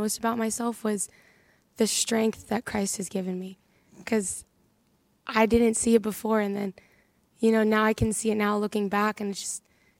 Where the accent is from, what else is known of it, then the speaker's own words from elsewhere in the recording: Harrisburg, Pennsylvania, United States; So I'm 19. I'm from Harrisburg, Pennsylvania.